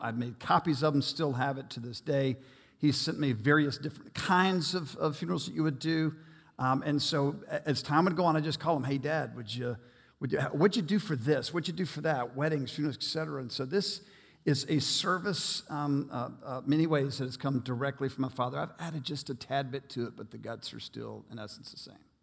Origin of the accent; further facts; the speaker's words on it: United States; I will never apologize for being an American